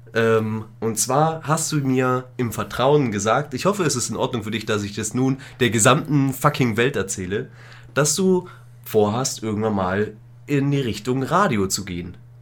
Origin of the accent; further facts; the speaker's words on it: Königsbrunn, Bavaria, Germany; meine Heimatstadt hat? Eine Therme. Eine große Therme mit vier Rutschen und Salzbecken und Wellenbad und alles Mögliche